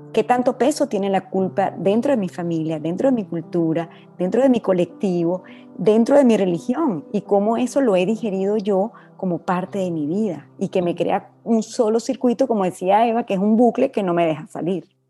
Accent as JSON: {"language": "Spanish", "country": "Venezuela", "moved": "as an adult", "lives_now": "Dominican Republic", "said": "me tocó salir de Venezuela hace 20 años"}